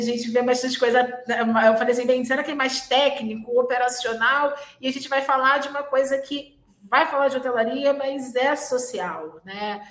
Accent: Rio de Janeiro, Brazil; eu venho da zona oeste do Rio, exatamente um bairro que é ali entre Realengo

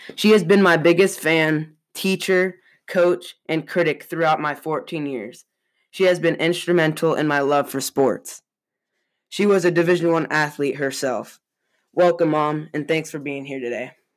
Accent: Boise, Idaho, United States; also born or lived in San Jose, California; I am 14 years old, about to enter the ninth grade. I was born in San Jose, California, and I moved to Boise, Idaho in 2016 with my brother, sister, and my parents

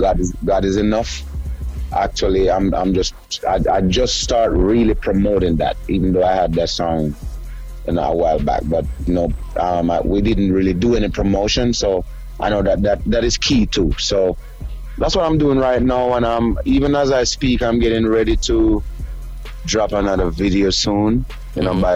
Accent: Jamaica; moved away as an adult; now in United States; I moved from Jamaica about for I think it's 12 years now because I leave in the end of 08

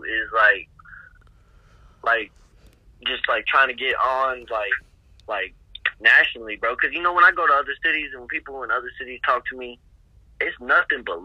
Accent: Alabama, United States; moved away; also born or lived in Indiana; I grew up in Alabama

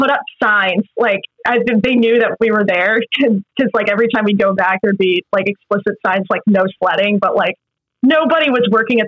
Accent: Massachusetts, United States; moved away as an adult; also born or lived in Texas / New Mexico; now in New York, United States; I moved to New Mexico and then eventually Massachusetts, where I pretty much grew up my whole life. I've been in New York for 9 years now

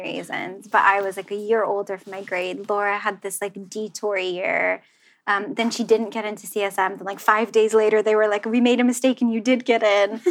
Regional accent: Central New Jersey, United States; now in London, United Kingdom; growing up in New Jersey, I did mm-hmm. not know, I didn't have anything like vintage or like, you know, it was like the mall.

